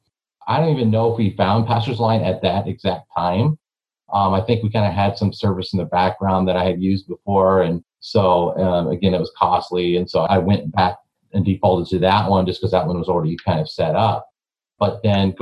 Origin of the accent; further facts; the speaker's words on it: Eau Claire, Wisconsin, United States; I'm from Eau Claire, Wisconsin